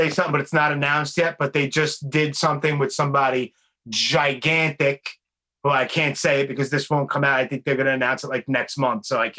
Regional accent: New York, United States; I'm a half Italian from Brooklyn

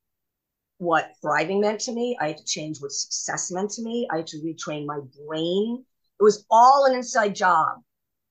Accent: New York City, New York, United States; I grew up in New York City, private school

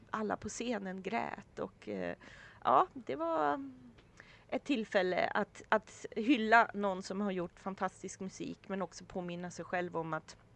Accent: Sweden; så berättade vi för taxichauffören att vi var från Sverige och hade varit här för de här dagarna.

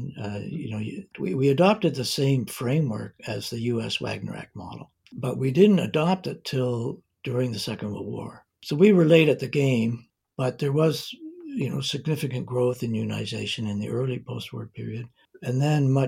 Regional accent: Milton, Ontario, Canada; also born or lived in Toronto / Prince Edward Island; now in Vancouver, Canada; I grew up mainly in a small town west of Toronto, about 20 miles west of Toronto, called Milton. I was actually born in Toronto.

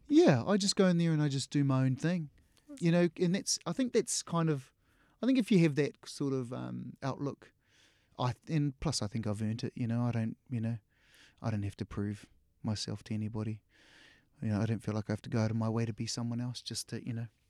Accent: New Zealand; we grew up here in New Zealand

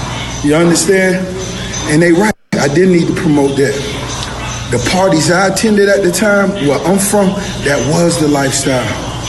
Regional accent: Miami, Florida, United States; I'm from Miami

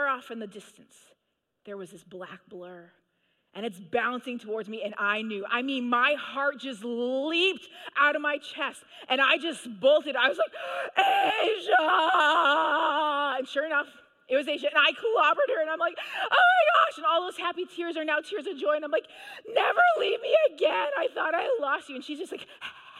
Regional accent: Manitoba, Canada; I grew up in Manitoba, Canada

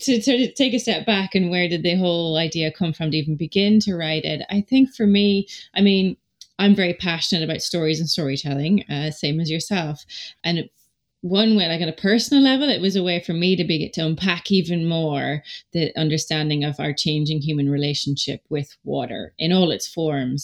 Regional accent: Donegal, Ulster, Ireland; we're back home where I grew up in Donegal

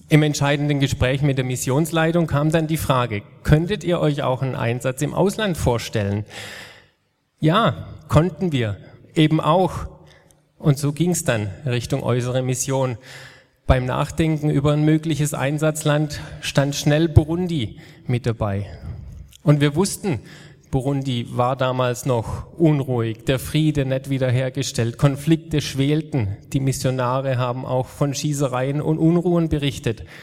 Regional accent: Mohnbachtal, Baden-Württemberg, Germany; also born or lived in Meisenbach; Aufgewachsen bin ich im Mohnbachtal, da waren meine Eltern die Hauseltern, so hat man es damals noch genannt. Mit 14 sind wir nach Meisenbach umgezogen

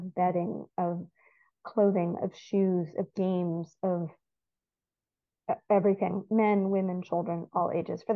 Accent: United States; moved away as an adult; also born or lived in Haifa, Israel; now in Israel; I grew up as an American Reform Jew

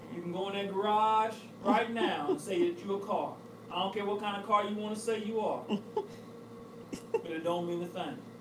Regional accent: Cleveland, Ohio, United States; that's my hometown team

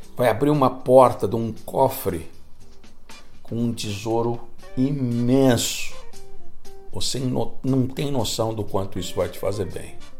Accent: São Paulo, Brazil; moved away; Cresci em São Paulo

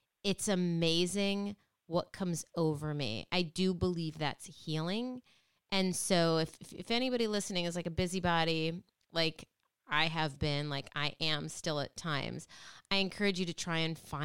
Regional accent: Midwest, United States; now in Connecticut, United States; I grew up in the Midwest, and I love where I grew up.

